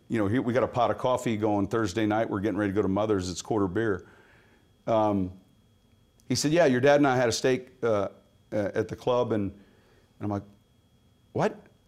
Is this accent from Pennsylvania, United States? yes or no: yes; Pennsylvania, United States; also born or lived in San Mateo, California / Chicago; You know, I was born in California at a young age. When I was seven, we moved from San Mateo to Pennsylvania.